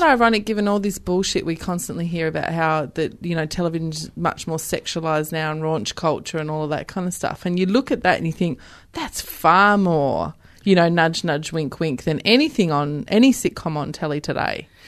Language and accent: English; Western Australia, Australia; born or raised there; moved away